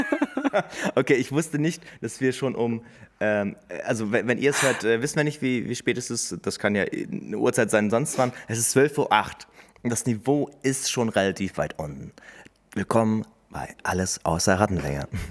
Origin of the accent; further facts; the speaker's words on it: Hameln, Lower Saxony, Germany; wo kommst du denn eigentlich her? Dann sage ich halt Hameln.